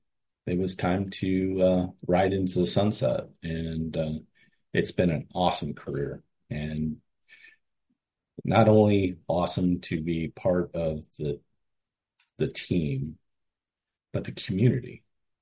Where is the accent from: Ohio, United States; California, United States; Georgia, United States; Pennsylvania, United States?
Ohio, United States; Cleveland; Back when I was hired, I grew up in Cleveland. I had nobody hunted or fished in my family.